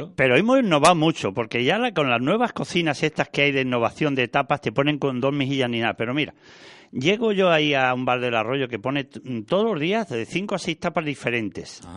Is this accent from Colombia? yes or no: no; Valladolid, Castile and León, Spain; now in Andalusia, Spain; yo soy del norte, yo soy de Valladolid, nacido allí